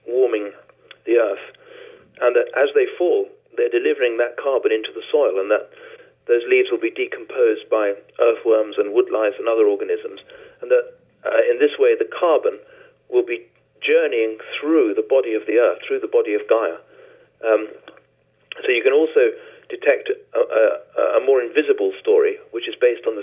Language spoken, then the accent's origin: English; Venezuela; I was born in Venezuela, in South America